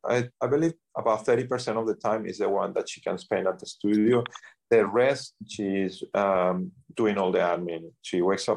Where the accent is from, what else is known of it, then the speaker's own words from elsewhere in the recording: Sydney, New South Wales, Australia; moved away; As I say, we came from Australia, Sydney, Australia.